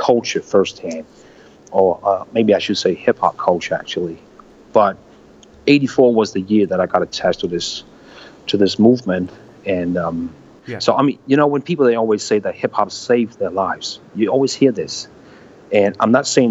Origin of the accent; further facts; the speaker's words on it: Næstved, Zealand, Denmark; I was actually born here, and I was I'm still based here, and I still choose to live in my hometown, 1 hour away from the capital.